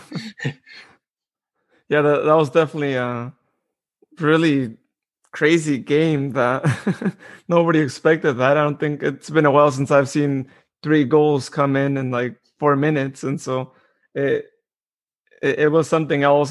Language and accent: English; Modesto, California, United States; I'm from Modesto.